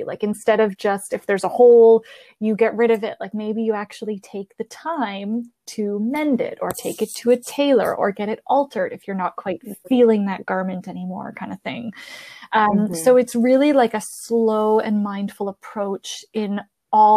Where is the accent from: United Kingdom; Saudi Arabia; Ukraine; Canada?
Canada; Both of my parents are Italian, but I'm Canadian. We live in Canada